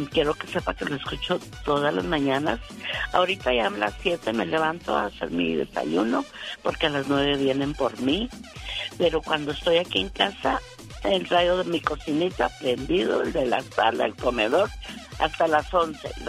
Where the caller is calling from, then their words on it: Denver, Colorado, United States; De Denver, Colorado.